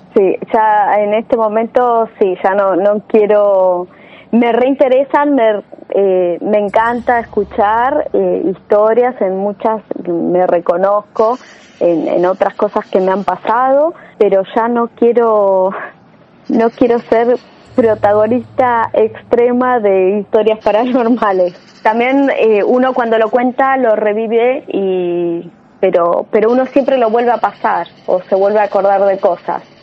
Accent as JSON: {"language": "Spanish", "region": "Chaco", "country": "Argentina", "tie": "born or raised there", "moved": "as an adult", "lives_now": "Buenos Aires, Argentina", "said": "yo nací en Chaco"}